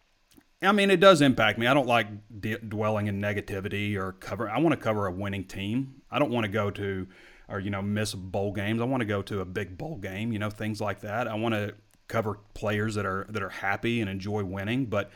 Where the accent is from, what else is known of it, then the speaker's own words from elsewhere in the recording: Arkansas, United States; I grew up in Arkansas